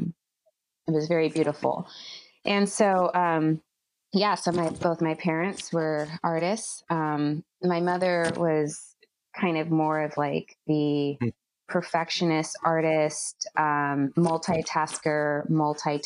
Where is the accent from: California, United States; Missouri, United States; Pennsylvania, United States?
California, United States; Bay Area; I grew up and I was raised in the Bay Area.